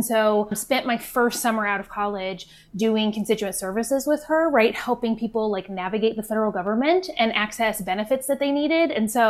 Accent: Tucson, Arizona, United States; I third generation Tucsonan here in Arizona, so I am very happy to still be working in my home state.

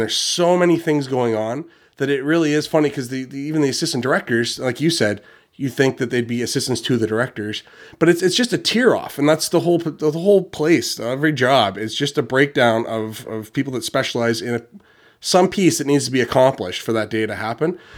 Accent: Ontario, Canada; I'm from Ontario, but in Canada

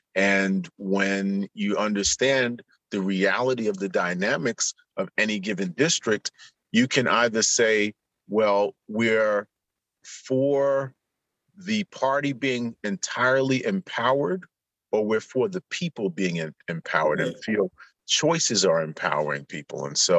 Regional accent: New York City, New York, United States; Where I grew up in Southeast Queens, it's heavily democratically registered.

